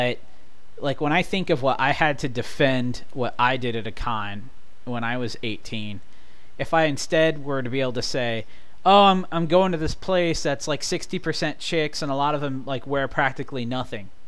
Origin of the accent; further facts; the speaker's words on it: Midwest, United States; I'm born and raised in the Midwest